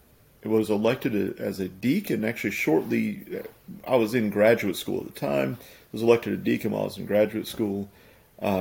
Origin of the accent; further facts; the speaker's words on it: South Louisiana, United States; now in Monroe, United States; I'm from Louisiana. I was actually from South Louisiana. I love this area. It's become home for me.